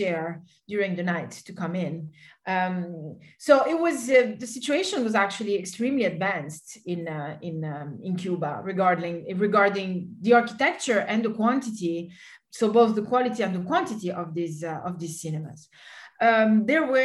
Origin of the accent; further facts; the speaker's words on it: Italy; I come from Italy and we do have a lot of attachment for the cinema